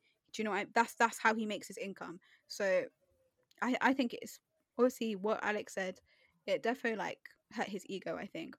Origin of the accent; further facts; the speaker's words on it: United Kingdom; first language English; I was born here, raised here, you know, English is basically my first language.